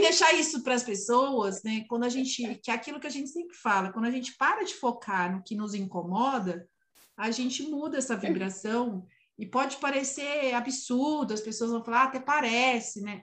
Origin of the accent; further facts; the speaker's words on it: São Paulo, Brazil; eu sou paulistana, da, né, nascida e criada em São Paulo